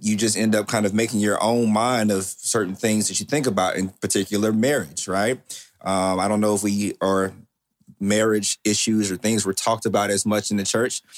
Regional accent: Waco, Texas, United States; I am from Waco, Texas

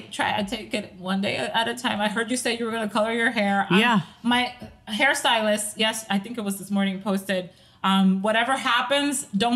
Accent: Staten Island, New York, United States; also born or lived in Dominican Republic; now in New Jersey, United States; I had just moved to New Jersey from Staten Island. We are originally from Staten Island.

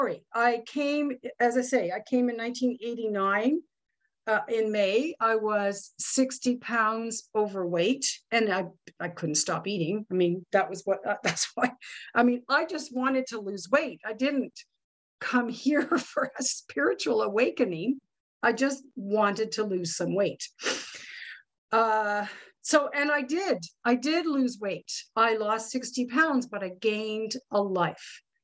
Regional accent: Ottawa, Ontario, Canada; I am from Ottawa, Ontario, Canada

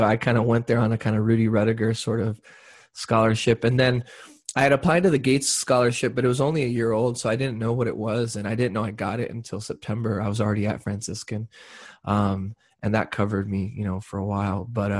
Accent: Brownsville, Texas, United States; born there; that's when I was born in Brownsville, Texas in 1982

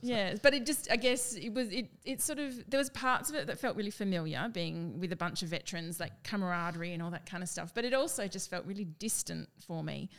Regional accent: Perth, Western Australia, Australia; moved away as an adult; also born or lived in Brisbane; Perth, which is my hometown

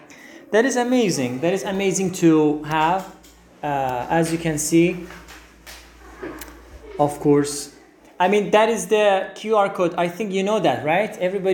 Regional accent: Iran; moved away as an adult; now in Istanbul, Turkey; I'm from Iran. I know some Turkish. I can understand.

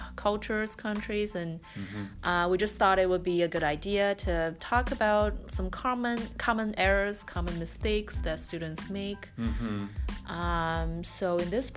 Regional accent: China; now in Boston, United States; And I'm from China, and I speak Chinese and English.

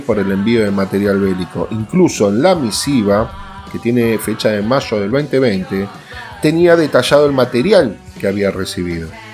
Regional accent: Argentina

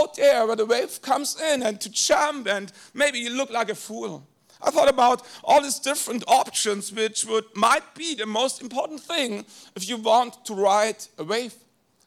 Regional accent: Germany; first language German; English is a second language; I was born in a small village in Germany with maybe 700 people

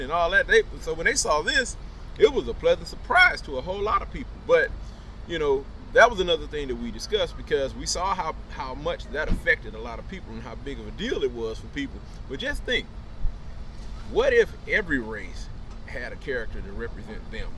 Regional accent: Los Angeles, California, United States; moved away as an adult; now in Atlanta, United States; I'm from Los Angeles. I grew up in L.A.

